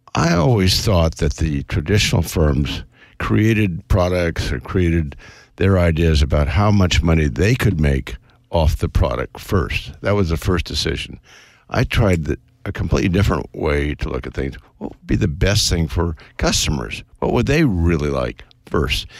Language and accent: English; West Coast, United States; I was brought up on the West Coast